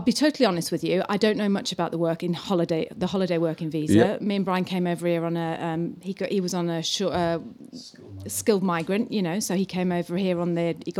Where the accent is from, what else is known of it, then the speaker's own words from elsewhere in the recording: New Plymouth, Taranaki, New Zealand; we're from New Plymouth.